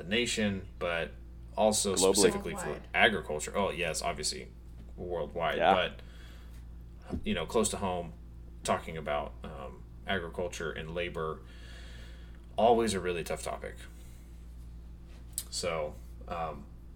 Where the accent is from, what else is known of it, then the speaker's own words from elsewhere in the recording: United States; We're being American